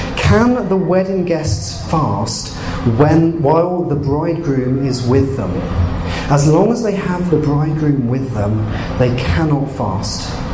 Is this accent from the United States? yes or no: no; England, United Kingdom; moved away as an adult; now in Canada; I've, I've, come from England